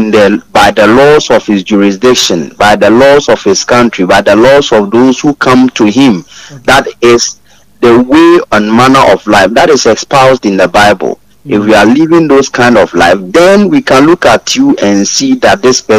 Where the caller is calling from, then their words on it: Kokobin, Ashanti, Ghana; I'm … calling from Kokobin.